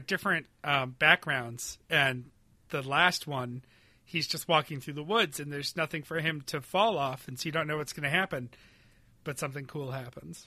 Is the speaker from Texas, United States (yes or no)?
no; Western New York, United States; We never had air conditioning growing up in Western New York